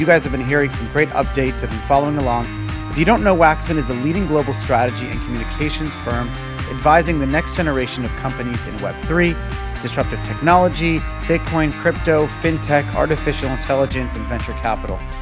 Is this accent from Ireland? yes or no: no; New York City, New York, United States; I grew up in New York City